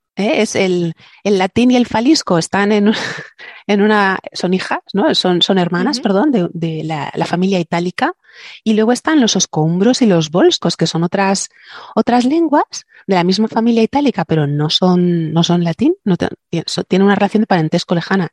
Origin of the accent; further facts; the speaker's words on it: southern Spain, Spain; aquí en, en mi tierra, la mayoría de las iglesias, bueno, y todo el sur de España